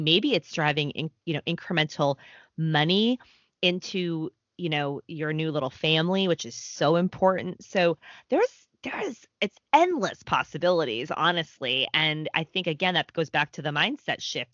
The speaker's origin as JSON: {"language": "English", "town": "Boston", "region": "Massachusetts", "country": "United States", "moved": "yes", "lives_now": "New York, United States", "said": "I'm from the Boston area. I live in New York."}